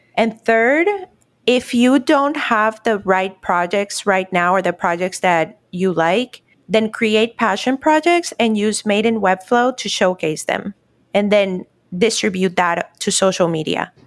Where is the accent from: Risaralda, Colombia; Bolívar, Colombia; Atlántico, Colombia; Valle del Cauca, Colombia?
Bolívar, Colombia; Cartagena; also born or lived in Miami; now in Orlando, United States; right now I'm actually in Cartagena, which is my hometown in Colombia.